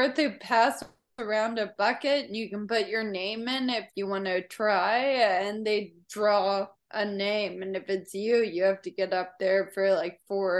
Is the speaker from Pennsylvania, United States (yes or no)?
no; Franklin, Tennessee, United States; now in Nashville, United States; I'm from Franklin, which is like a small town, 30 minutes south of here.